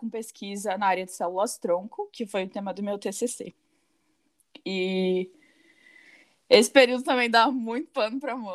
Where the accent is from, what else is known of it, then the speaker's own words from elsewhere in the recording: Pelotas, Rio Grande do Sul, Brazil; eu tenho 24 anos, eu também sou gaúcha e eu sou biotecnologista, me formei em 2017 pela Universidade Federal de Pelotas, na minha cidade natal.